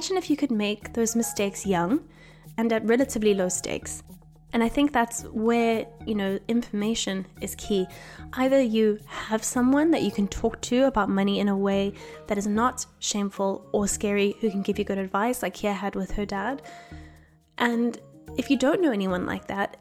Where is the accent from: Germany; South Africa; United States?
South Africa; now in United Kingdom; I'm not from here, I'm from South Africa